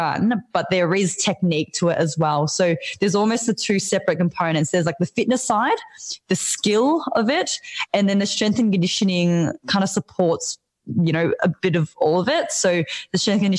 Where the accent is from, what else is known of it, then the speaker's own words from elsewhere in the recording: Melbourne, Victoria, Australia; I'm from Melbourne